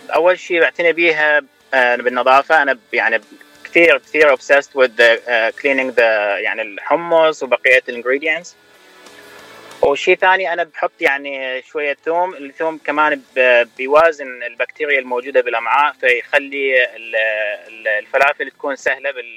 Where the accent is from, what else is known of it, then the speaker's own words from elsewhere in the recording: Baghdad, Baghdad Governorate, Iraq; moved away as an adult; also born or lived in Michigan, United States; now in United States; أنا من العراق بغداد طبعا ولدت وتربيت هناك